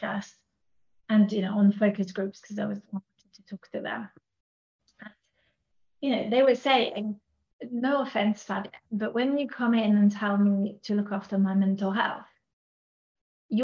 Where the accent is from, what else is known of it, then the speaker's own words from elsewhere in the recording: France; now in United Kingdom; I'm French living in the UK